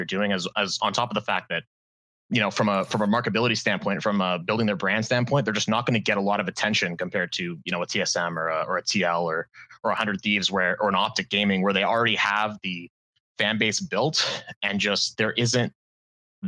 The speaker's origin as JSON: {"language": "English", "area": "a city about 2 hours west of Toronto", "region": "Ontario", "country": "Canada", "said": "I'm from a city about 2 hours west of Toronto, Ontario."}